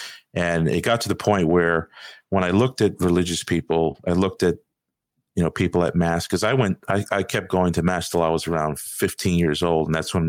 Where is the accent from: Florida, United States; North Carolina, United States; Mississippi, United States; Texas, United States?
Florida, United States; Miami Beach; I was born here in Miami Beach, Florida. And so I was raised in a Hispanic household. Part of our Latin culture is going to the Catholic Church.